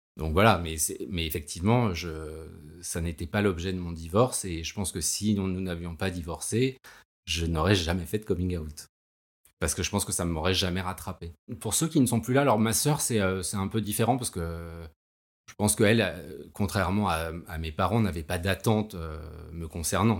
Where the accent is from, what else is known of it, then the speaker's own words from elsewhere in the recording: Paris, Île-de-France, France; j'ai 46 ans, je suis parisien